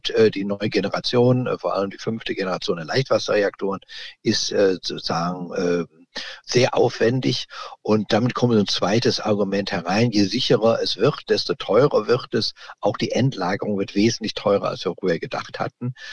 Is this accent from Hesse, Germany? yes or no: no; Jülich, North Rhine-Westphalia, Germany; Ich muss dazu sagen, ich komme aus Jülich.